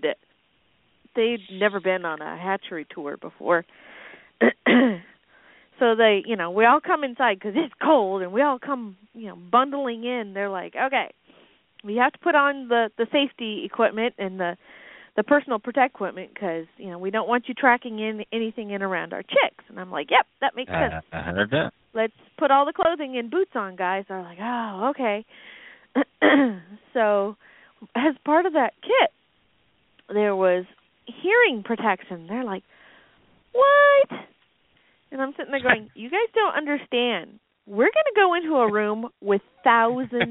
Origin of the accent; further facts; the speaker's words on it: California, United States; moved away; I grew up in California.